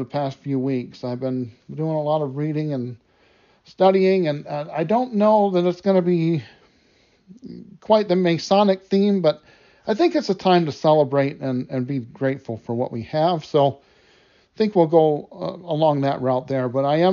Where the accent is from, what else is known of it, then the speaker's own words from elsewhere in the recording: United States; my home country, the United States